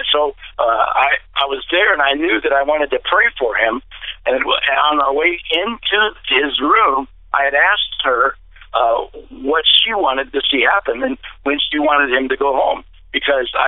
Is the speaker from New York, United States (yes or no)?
no; DeFuniak Springs, Florida, United States; back to my hometown in Dufuniac Springs, Florida